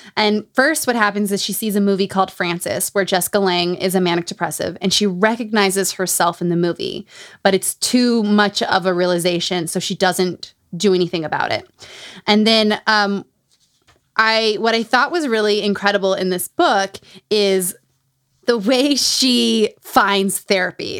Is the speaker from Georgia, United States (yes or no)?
no; Utah, United States; Growing up in Utah